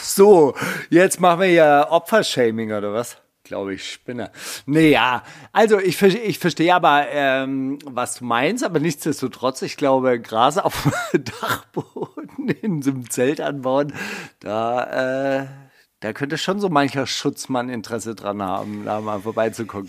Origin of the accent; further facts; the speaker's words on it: Kornwestheim, Baden-Württemberg, Germany; Meine Heimatstadt Kornwestheim hat 35.000 Einwohner.